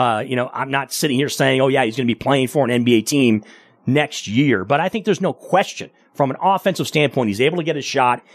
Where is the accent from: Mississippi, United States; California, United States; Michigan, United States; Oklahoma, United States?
Michigan, United States; I grew up in Michigan